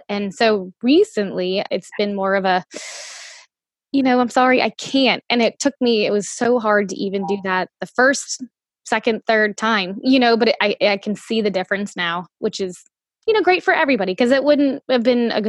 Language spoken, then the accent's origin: English; the South, United States; I'm from the South